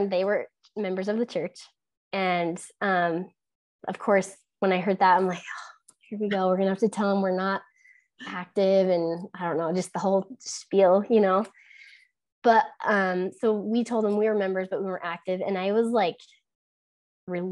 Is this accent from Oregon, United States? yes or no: no; Utah, United States; growing up in Utah